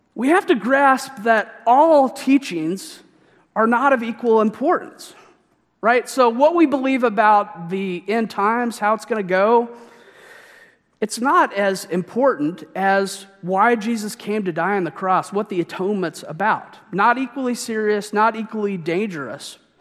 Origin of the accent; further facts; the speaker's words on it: Missouri, United States; my home state